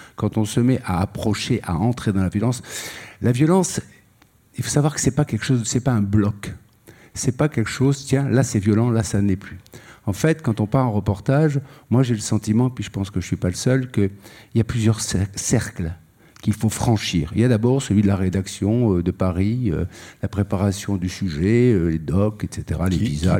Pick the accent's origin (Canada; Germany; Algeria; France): Algeria; Algiers, Algiers Province; je suis né à Alger et mon père et mon grand-père ont été assassinés le même jour